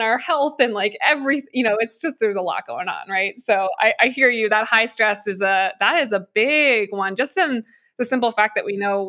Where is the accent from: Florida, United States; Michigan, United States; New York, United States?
New York, United States; moved away as an adult; I'm from the area as well. I just moved out of New York